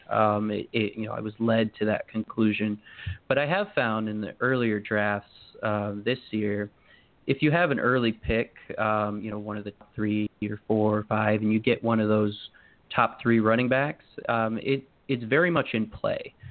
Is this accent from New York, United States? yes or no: no; Maryland, United States; moved away as an adult; now in Connecticut, United States; I live in Connecticut now. I grew up in Maryland